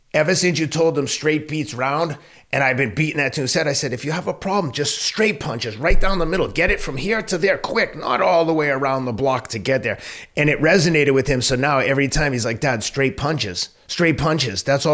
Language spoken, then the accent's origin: English; Boston, Massachusetts, United States; And he said, where are you from? Boston